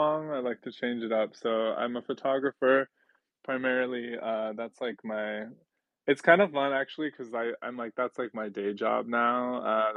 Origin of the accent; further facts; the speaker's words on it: New York City, New York, United States; I am an artist from Brooklyn, New York